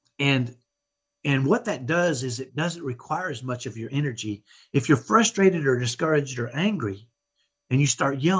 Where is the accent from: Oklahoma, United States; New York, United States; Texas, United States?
Texas, United States; Dallas; accent: ghetto Texas accent; I grew up in Dallas, and I have what I call a ghetto Texas accent